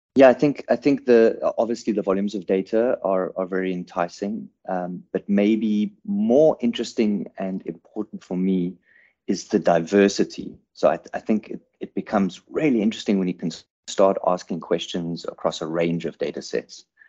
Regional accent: South Africa; also born or lived in Cape Town; I'm a, I'm a South African based in, in Cape Town

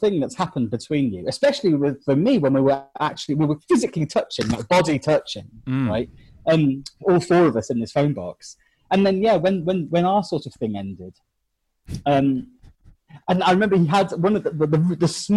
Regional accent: England, United Kingdom; I'm from England.

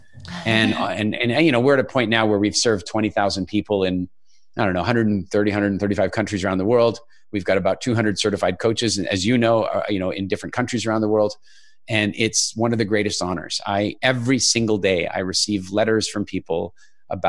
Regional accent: Canada; also born or lived in South Africa / United Kingdom / Ireland / England; now in Dominican Republic; I'm actually originally from South Africa and more or less grew up in Canada

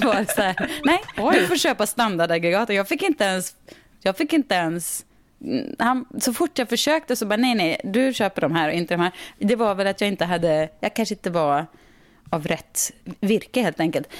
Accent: Sweden; also born or lived in California; vi svenskar

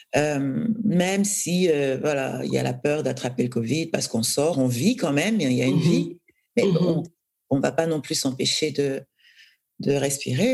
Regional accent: Douala, Littoral, Cameroon; moved away as an adult; now in France; j'ai j'ai grandi à Douala, euh, j'ai fait mes études jusqu'au bac

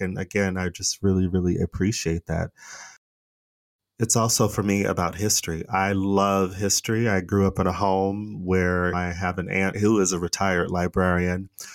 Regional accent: Phoenix, Arizona, United States; accent: American; moved away as an adult; also born or lived in Los Angeles, California; now in Stockholm, Sweden; I'm originally from Phoenix, Arizona

